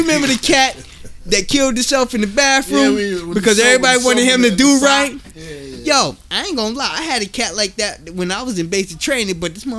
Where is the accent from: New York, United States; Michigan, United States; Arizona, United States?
New York, United States; I'm from New York. I don't believe shit unless I see it.